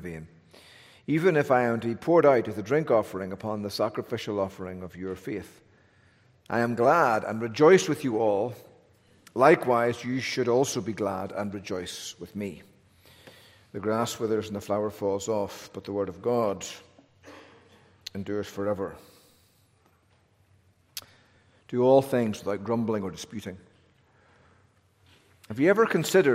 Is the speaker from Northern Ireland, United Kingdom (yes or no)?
yes; Northern Ireland, United Kingdom; now in North Carolina, United States; I'm from Northern Ireland